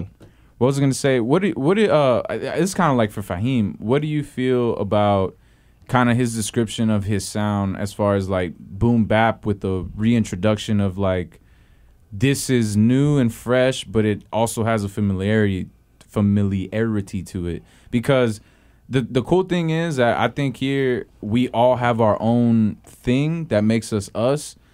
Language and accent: English; Houston, Texas, United States; now in San Francisco Bay Area, United States; I'm from Houston